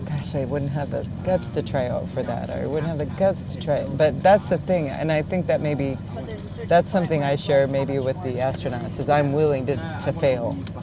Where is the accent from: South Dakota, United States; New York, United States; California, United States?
South Dakota, United States; I grew up in South Dakota